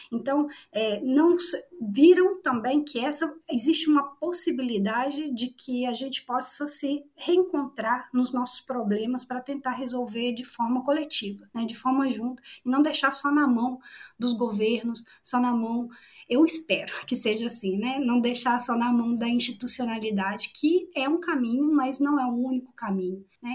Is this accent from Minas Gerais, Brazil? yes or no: yes; interior of Minas Gerais, Brazil; moved away as an adult; also born or lived in Valparaíso, Chile; now in Chile; Eu sou do, do interior de Minas Gerais